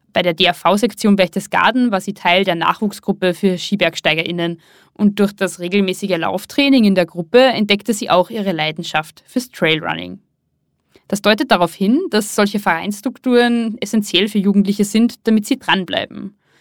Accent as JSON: {"language": "German", "area": "Pinzgau", "region": "Salzburg", "country": "Austria", "tie": "born or raised there", "said": "ich bin im sogenannten Innergebirg im Salzburger Pinzgau aufgewachsen"}